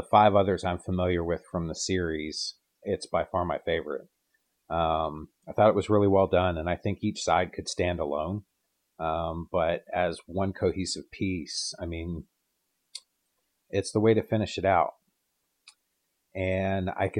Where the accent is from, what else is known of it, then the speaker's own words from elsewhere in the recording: Canada; moved away; I'm Canadian, but I've been gone so long